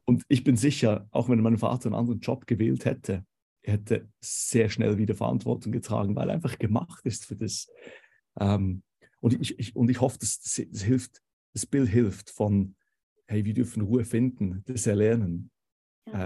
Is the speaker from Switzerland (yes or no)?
yes; Switzerland; accent: Swiss; moved away as an adult; now in Konstanz, Germany; Vielleicht könnt ihr es hören ähm, vom Dialekt her. Ich bin Schweizer ursprünglich.